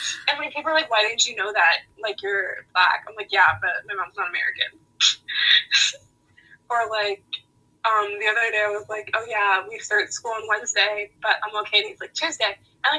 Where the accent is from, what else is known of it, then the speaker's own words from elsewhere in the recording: Jamaica; now in United States; oh yes, I'm Jamaican, but I also have like ties to like Brooklyn, New York, because that's where like all of my dad's side is from. So it's interesting. And also just being like a black immigrant too